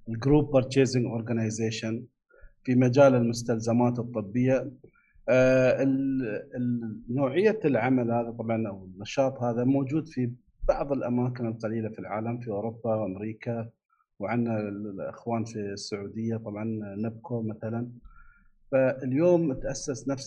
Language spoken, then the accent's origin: Arabic; Abu Dhabi, United Arab Emirates; من ابو ظبي انا